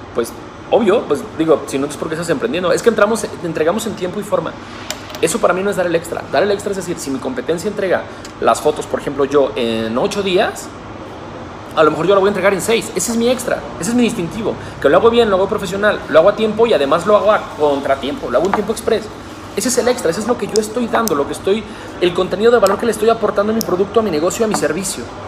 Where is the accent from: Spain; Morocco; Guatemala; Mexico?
Mexico; Guadalajara, Jalisco; hoy me regreso a mi ciudad natal, a la ciudad de Guadalajara